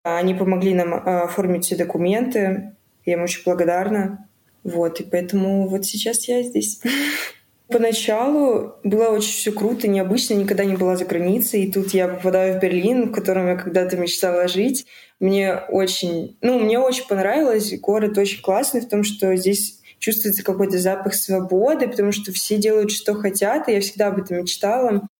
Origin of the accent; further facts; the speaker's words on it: Balakliia, Kharkiv Oblast, Ukraine; moved away as an adult; also born or lived in Odesa; now in Berlin, Germany; Я вообще из Харьковской области, я с Балаклеи.